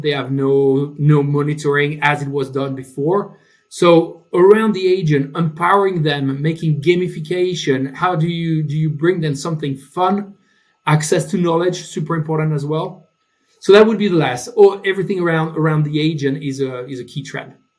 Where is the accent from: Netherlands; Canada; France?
France; English is a second language; moved away as an adult; also born or lived in United Kingdom / Germany; now in Stockholm, Sweden; As you can hear, I'm from France, uh, but I've been living in the UK, in Germany, now in Sweden.